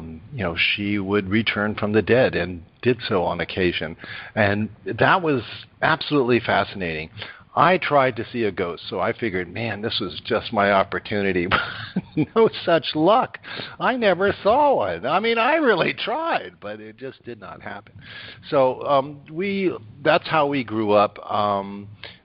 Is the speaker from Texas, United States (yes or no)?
no; New York, United States; also born or lived in Rhinebeck, New York; I was born in New York, and my parents were very well off